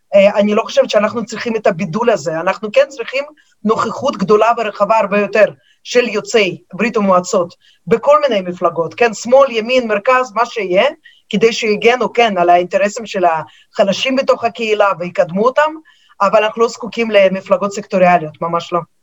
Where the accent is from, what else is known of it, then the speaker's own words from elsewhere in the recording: Moscow, Russia; now in Israel; אני עיתונאית אה, ממוסקבה, שם נולדתי, אני כמובן דוברת את השפה